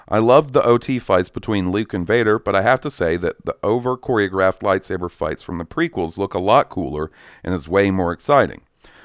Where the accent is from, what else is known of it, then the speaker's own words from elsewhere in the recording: Gothenburg, Västra Götaland, Sweden; English is a second language; since I'm Swedish, I do have some knowledge about the genre. I have a lot of metalhead friends, and I'm from Gothenburg